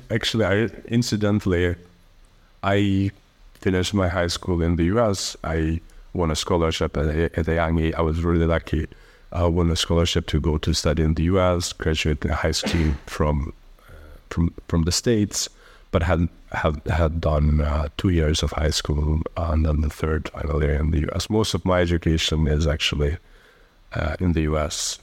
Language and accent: English; Kosovo; also born or lived in Albania / Italy / Germany; I grew up for the rest of my, I mean, for most of my life, um, um, in Kosovo